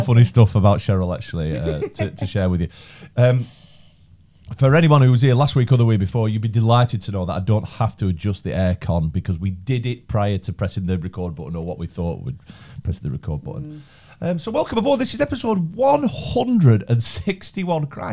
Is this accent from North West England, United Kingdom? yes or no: yes; Chorley, North West England, United Kingdom; I'm 38 from Chorley